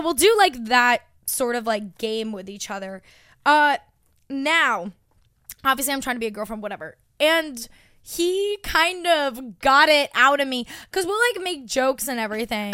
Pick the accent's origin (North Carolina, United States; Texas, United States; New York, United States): New York, United States; Long Island; my hometown